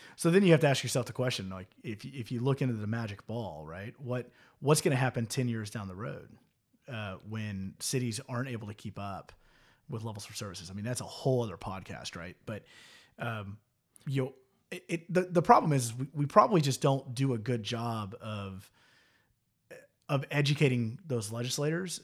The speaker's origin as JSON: {"language": "English", "town": "Houston", "region": "Texas", "country": "United States", "tie": "born or raised there", "said": "I grew up in Houston, extremely diverse"}